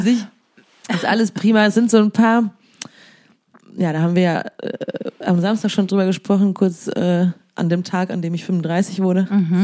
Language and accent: German; Siegen, North Rhine-Westphalia, Germany; born or raised there; moved away